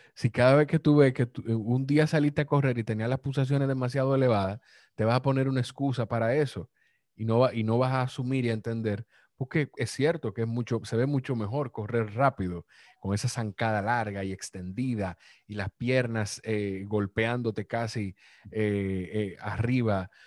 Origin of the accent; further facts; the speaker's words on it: Dominican Republic; yo soy de República Dominicana